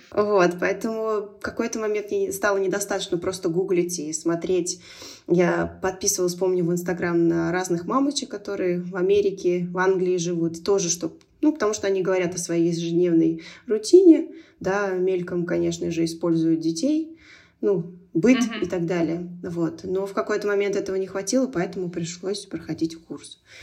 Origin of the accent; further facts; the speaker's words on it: Turkmenistan; moved away; also born or lived in Moscow; Я росла в Туркмении, и туркменский язык был повсюду. Дома мы говорили на русском языке